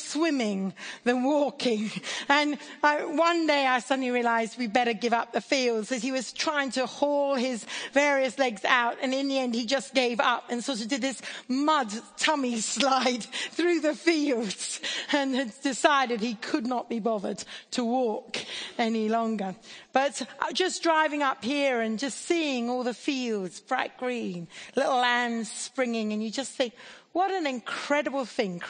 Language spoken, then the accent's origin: English; India; now in Oxford, United Kingdom; I grew up in India.